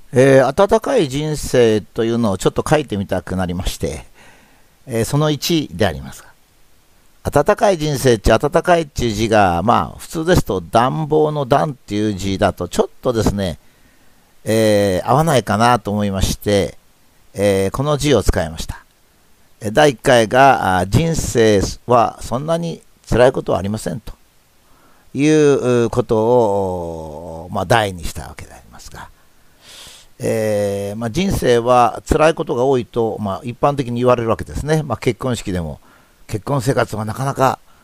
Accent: Japan; そういう国に、まあ自分は偶然に生まれた

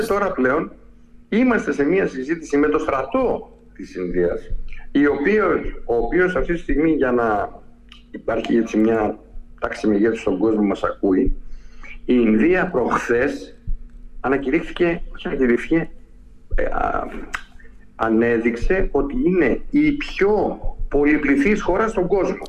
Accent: Lemnos, North Aegean, Greece; το έχουμε εμείς σαν Έλληνες και ακόμα περισσότερο σαν Λιμνή

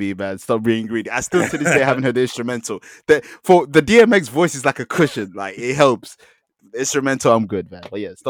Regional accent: London, United Kingdom; I'm just a Londoner that loves NY rap.

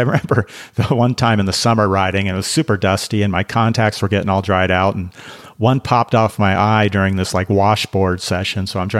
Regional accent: Seattle, Washington, United States; my hometown of Seattle, Washington.

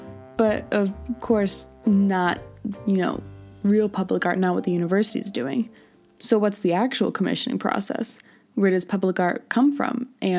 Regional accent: New Jersey, United States; My hometown in New Jersey

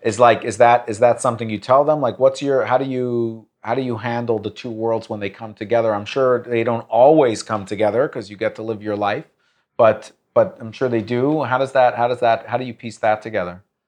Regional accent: United States; an American Jew, I, I, or Jewish American

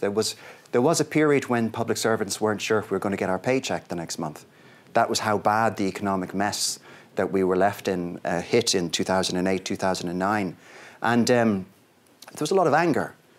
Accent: Ireland; my home country

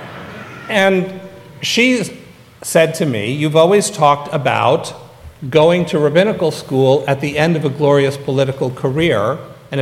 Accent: San Francisco, California, United States; moved away; I grew up an atheist in San Francisco

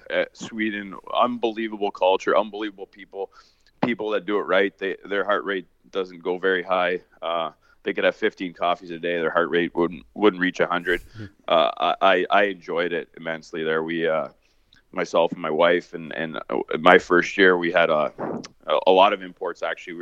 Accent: Canada; Obviously, I'm North American. I'm Canadian. Lived in this society my whole life, but over there is just like a calmness to the air.

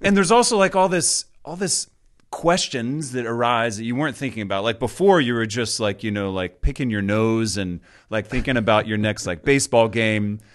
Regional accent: Georgia, United States; moved away; But grew up in Georgia, the second of eight kids in my family.

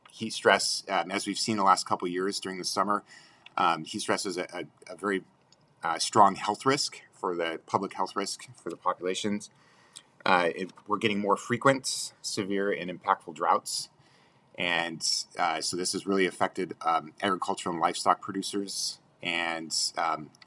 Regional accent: Sacramento, California, United States; now in Corvallis, United States; in the 90s, I grew up in Sacramento.

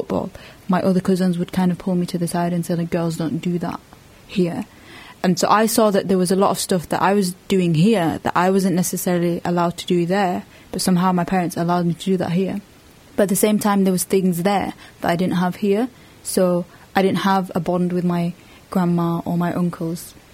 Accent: Bradford, Yorkshire and the Humber, United Kingdom; also born or lived in Sudan; I came here when I was one

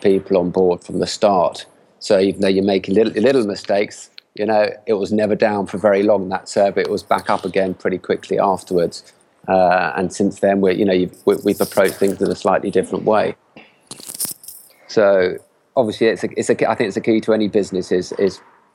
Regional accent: England, United Kingdom; now in Barcelona, Spain; we have families here, even though we're all from England

